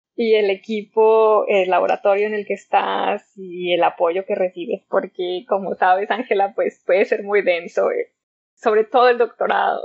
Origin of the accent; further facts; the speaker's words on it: Zacatecas, Mexico; moved away as an adult; also born or lived in Liverpool; now in Ecuador; yo soy de Zacatecas, lo cual es en la alta montaña en el centro de México